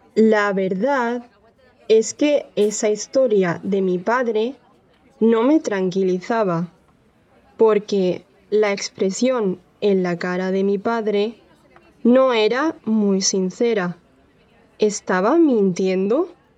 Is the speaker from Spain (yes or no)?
yes; Andalusia, Spain; soy de Andalucía, en el sur de España